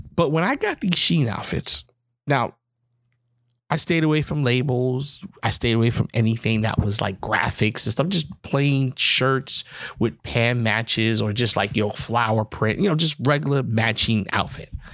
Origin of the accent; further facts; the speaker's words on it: New York, United States; I'm from New York